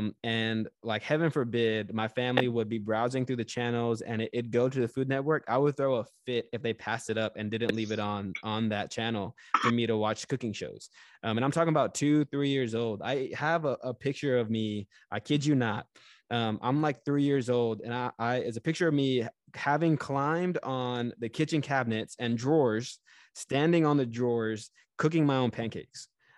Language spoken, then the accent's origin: English; California, United States; born there; also born or lived in Japan; So I'm a military brat. I was born in California, lived in Japan for 3.5 years.